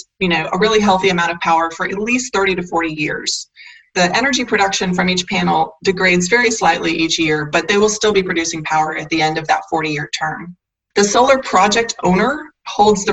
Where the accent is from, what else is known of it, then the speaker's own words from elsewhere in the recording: North Carolina, United States; coming from North Carolina is my home state